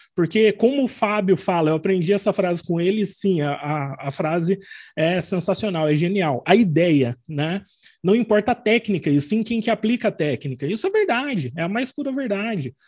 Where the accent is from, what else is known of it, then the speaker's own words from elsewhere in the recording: Arapongas, Paraná, Brazil; also born or lived in São Bernardo do Campo; now in Londrina, Brazil; eu nasci em São Bernardo do Campo, mas vim para o Paraná bem pequenininho, então eu me considero muito mais paranaense